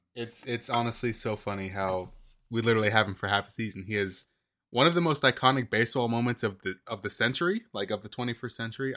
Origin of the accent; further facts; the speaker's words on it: Gwinnett, Georgia, United States; I grew up in Gwinnett.